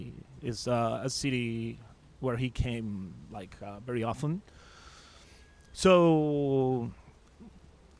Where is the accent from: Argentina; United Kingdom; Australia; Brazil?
Argentina; moved away as an adult; now in United States; I come from Argentina